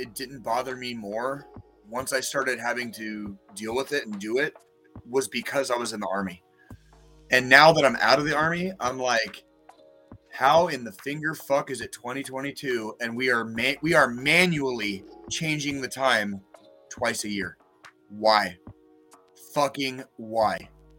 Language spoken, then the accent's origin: English; Arizona, United States; moved away as an adult; I grew up in Arizona.